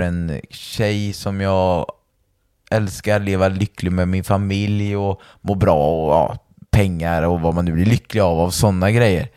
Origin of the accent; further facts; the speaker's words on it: Valbo, Gävleborg County, Sweden; alla på Valboskolan där vi kommer ifrån